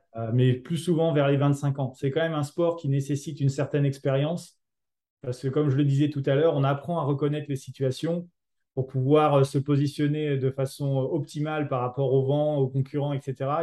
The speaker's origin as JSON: {"language": "French", "town": "Mâcon", "region": "Bourgogne-Franche-Comté", "country": "France", "said": "je venais de Mâcon"}